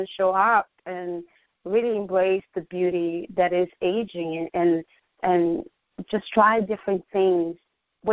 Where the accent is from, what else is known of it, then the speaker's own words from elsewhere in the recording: Brazil; moved away as an adult; now in United States; Back home, I was growing up, I always was into fashion. You know, I grew up watching fashion shows, and in Brazil